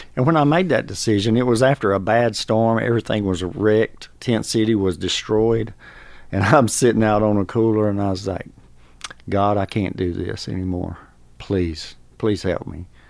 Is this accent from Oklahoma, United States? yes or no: no; North Carolina, United States; moved away as an adult; now in Georgia, United States; I'm from North Carolina